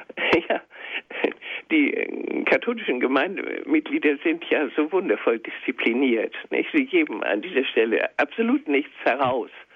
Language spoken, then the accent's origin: German; Schleswig-Holstein, Germany; ich bin ja in Schleswig-Holstein geboren und in Schleswig-Holstein zur äh, meine Ausbildung ähm, gehabt, meine Schulzeit